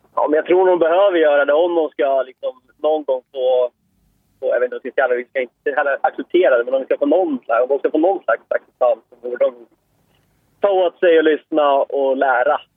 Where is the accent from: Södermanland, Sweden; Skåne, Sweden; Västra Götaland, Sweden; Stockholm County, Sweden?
Södermanland, Sweden; Eskilstuna; jag är från Eskilstuna